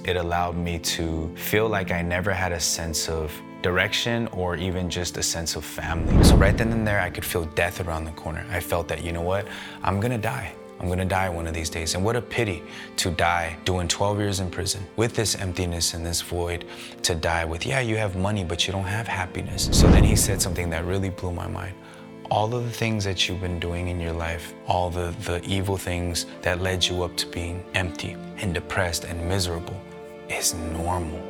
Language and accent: English; San Gabriel Valley, California, United States; I grew up in the San Gabriel Valley.